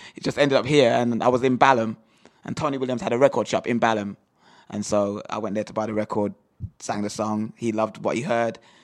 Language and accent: English; Jamaica; moved away as an adult; also born or lived in Birmingham, England; now in England; I was born in Birmingham, and when I was nine years old, I was um, sent to Jamaica to live with my grandmother